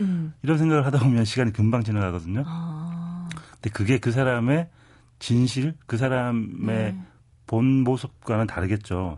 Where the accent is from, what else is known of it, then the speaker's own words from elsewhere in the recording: Gyeongsang, South Korea; 제가 그 고향이 음. 아마 경상도여서